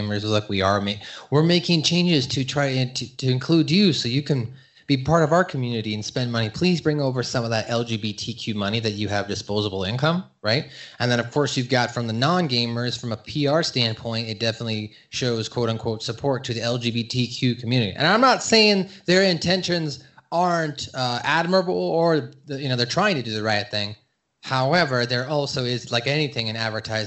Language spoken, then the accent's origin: English; West Coast, United States; I grew up on the West Coast, so I grew up with a different, you know, a cultural aspect of being around different types of cultures and races